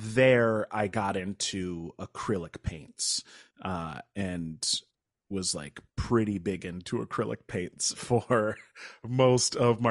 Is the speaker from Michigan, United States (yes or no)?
no; New Paltz, New York, United States; also born or lived in Kingston; So I'm from about 2 hours north of New York City. I was born in Kingston, but was raised in New Paltz. That's where my parents brought me home to.